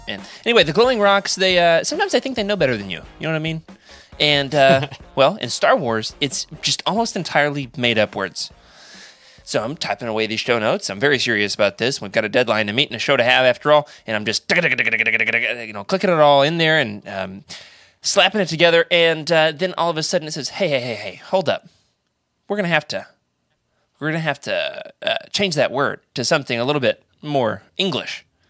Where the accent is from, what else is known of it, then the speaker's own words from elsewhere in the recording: Oklahoma, United States; my hometown, Oklahoma